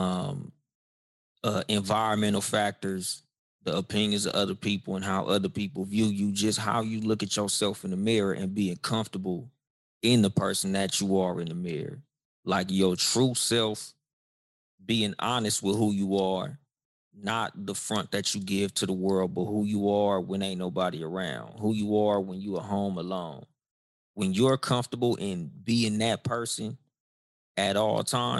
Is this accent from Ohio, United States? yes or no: no; Compton, California, United States; I'm from Compton, California, home of … and …, Compton, California, United States of America